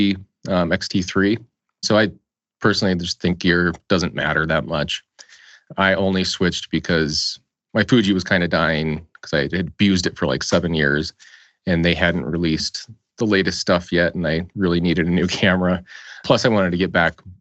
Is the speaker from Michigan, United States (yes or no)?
no; Colorado, United States; I am originally from Colorado